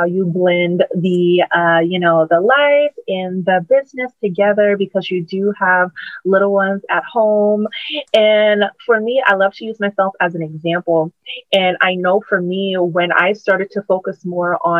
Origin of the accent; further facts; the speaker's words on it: Charleston, South Carolina, United States; moved away as an adult; now in Charlotte, United States; My brand in my hometown where I was at before I moved